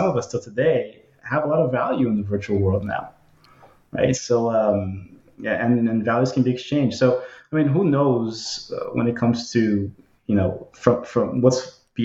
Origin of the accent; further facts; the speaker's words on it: Kearny, New Jersey, United States; I'm from Newark. I'm from Kearney